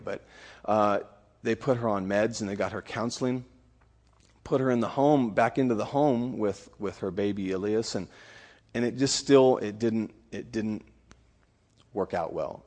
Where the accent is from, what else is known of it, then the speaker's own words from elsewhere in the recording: California, United States; now in Honduras; I'm originally from California